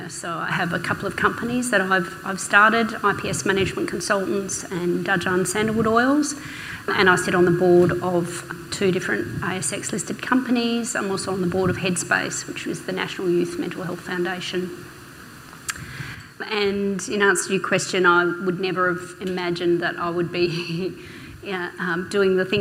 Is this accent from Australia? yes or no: yes; Derby, Western Australia, Australia; moved away; I'm originally from Derby.